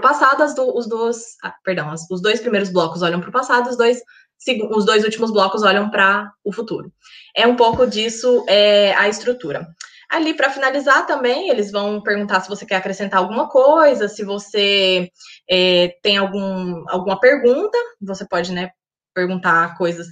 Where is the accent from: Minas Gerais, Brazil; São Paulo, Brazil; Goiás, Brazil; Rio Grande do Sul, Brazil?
Goiás, Brazil; moved away as an adult; also born or lived in United Kingdom; now in York, United Kingdom; eu sou goiana, do interior de Goiás, uma cidade chamada Cidade de Goiás